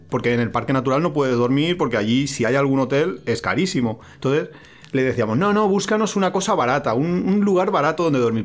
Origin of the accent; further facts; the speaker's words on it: Valencia, Valencian Community, Spain; now in Alicante, Spain; Somos de Valencia, pero vivimos en Alicante, que hace bastante calor